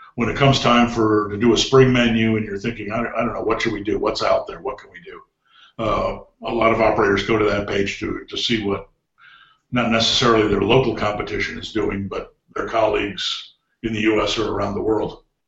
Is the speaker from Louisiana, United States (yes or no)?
no; Cleveland, Ohio, United States; I grew up in Cleveland